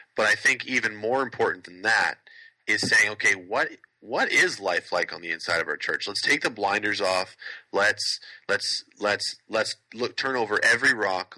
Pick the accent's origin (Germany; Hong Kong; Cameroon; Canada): Canada; I love being Canadian, I'm so glad that I'm Canadian